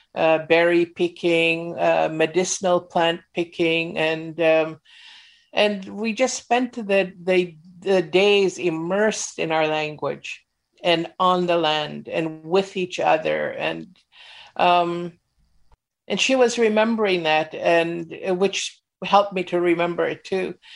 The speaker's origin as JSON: {"language": "English", "town": "Mount Currie", "region": "British Columbia", "country": "Canada", "tie": "born or raised there", "said": "I was growing up in Mount Curry"}